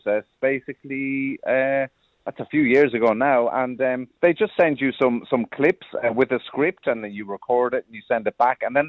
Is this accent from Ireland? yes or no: yes; Cork, Munster, Ireland; growing up in a council estate in Cork